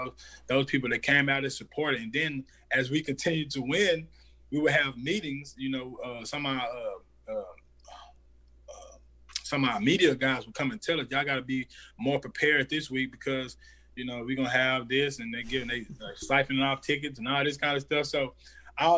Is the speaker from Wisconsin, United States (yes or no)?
no; Dallas, Texas, United States; I'm from Dallas, Texas